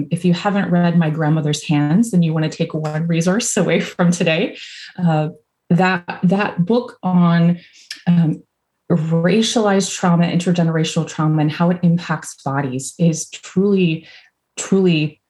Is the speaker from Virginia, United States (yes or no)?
yes; Virginia, United States; now in Louisville, United States; So if you hear a y'all or I'm originally from Virginia. I don't have much of an accent anymore, but sometimes it comes out.